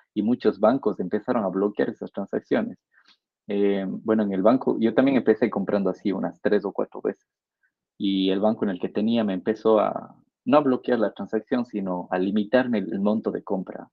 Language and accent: Spanish; Ecuador; como ecuatoriano